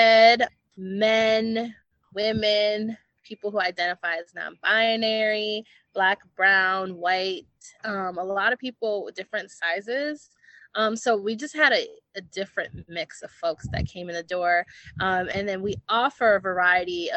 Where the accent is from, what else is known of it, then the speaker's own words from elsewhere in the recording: Minneapolis, Minnesota, United States; moved away; I'm originally from Minneapolis and I come from a community of like a lot of community organizers